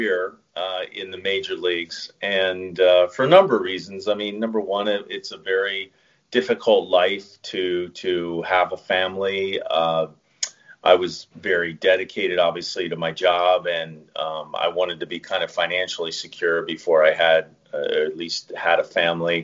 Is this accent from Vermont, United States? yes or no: no; Chester County, Pennsylvania, United States; moved away as an adult; also born or lived in Miami; I'm originally from the Philadelphia area. I grew up in Chester County, Pennsylvania.